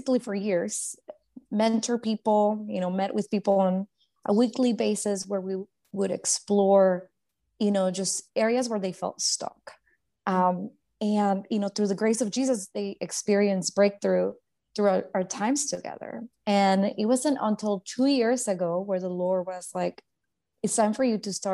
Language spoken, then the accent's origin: English; Guatemala; I grew up in Guatemala, born and raised